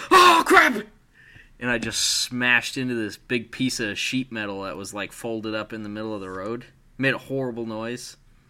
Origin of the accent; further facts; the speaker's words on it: United States; We're American.